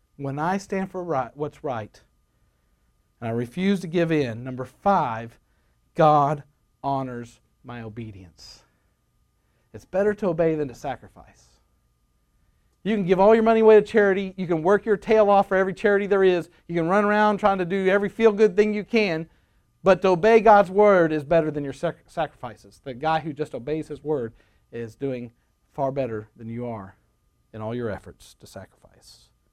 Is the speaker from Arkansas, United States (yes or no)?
yes; Rogers, Arkansas, United States